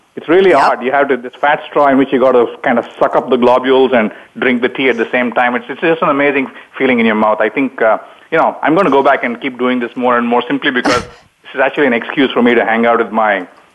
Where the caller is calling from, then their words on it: Palo Alto, California, United States; Well, I'm in Palo Alto, California. It's bright and early in the morning here, 7:20